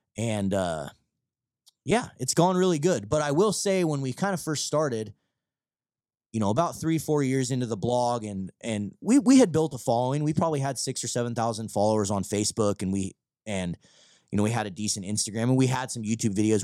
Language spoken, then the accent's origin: English; Vancouver, Washington, United States; also born or lived in Longview, Washington / Battle Ground, Washington; I was from, like, downtown Vancouver